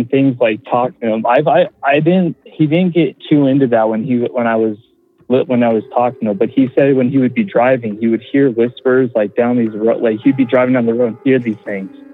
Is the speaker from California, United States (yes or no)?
no; Colorado, United States; I'm from Colorado